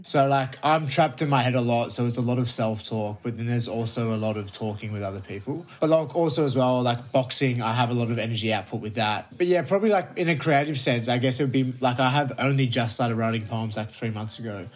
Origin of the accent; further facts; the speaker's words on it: Melbourne, Victoria, Australia; I'm from Melbourne